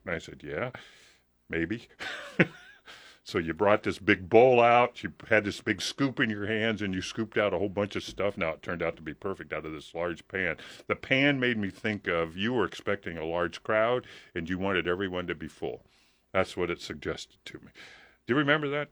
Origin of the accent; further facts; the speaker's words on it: Hampton, Nebraska, United States; now in Lincoln, United States; when I grew up in Hampton